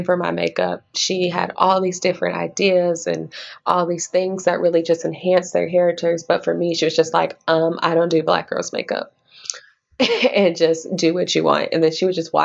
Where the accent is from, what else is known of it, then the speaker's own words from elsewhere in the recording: Little Rock, Arkansas, United States; also born or lived in Okinawa, Japan; now in Kansas City, United States; I was born in Okinawa, Japan, but I grew up primarily in Little Rock, Arkansas, and I currently live in Kansas City, Missouri.